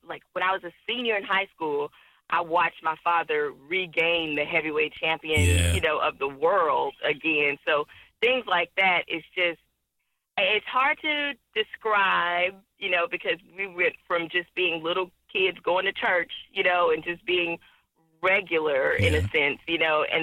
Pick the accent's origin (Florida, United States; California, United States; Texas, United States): Texas, United States; Houston; I'm from Houston.